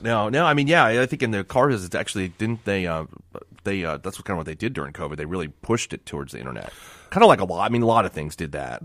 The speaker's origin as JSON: {"language": "English", "town": "Miami", "region": "Florida", "country": "United States", "tie": "born or raised there", "said": "I grew up in Miami"}